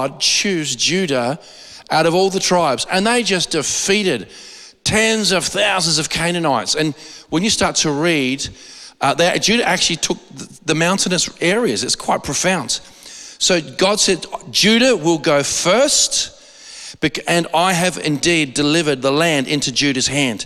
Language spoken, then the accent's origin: English; Australia; I'm an Aussie